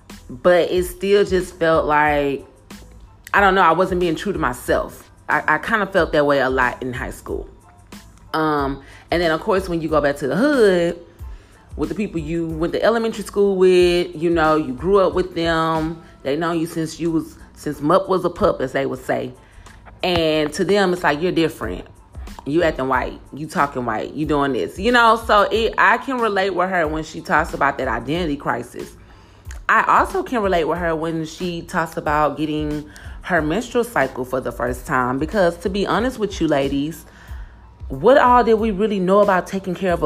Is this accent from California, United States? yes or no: no; Houston, Texas, United States; moved away as an adult; also born or lived in Channelview, Texas; I grew up in City Gas, Houston, Texas, which is on the NAWF.